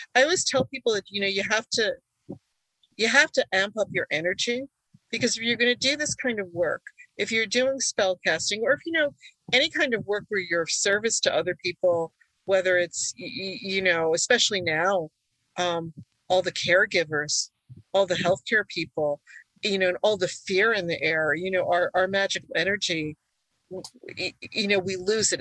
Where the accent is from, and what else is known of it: United States; born or raised there; first language Hungarian; English is a second language